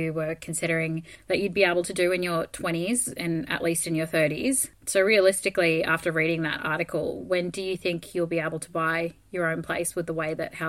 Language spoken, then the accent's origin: English; Townsville, Queensland, Australia; I'm from Queensland as well, so I know exactly what you mean. I mean, I'm from an even cheaper place, Townsville.